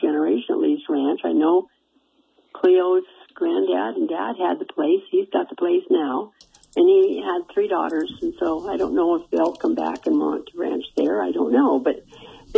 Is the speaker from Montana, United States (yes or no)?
yes; Jordan, Montana, United States; moved away as an adult; now in Ronan, United States; I'm from eastern Montana, born and raised in Jordan, went to high school in Jordan, graduated there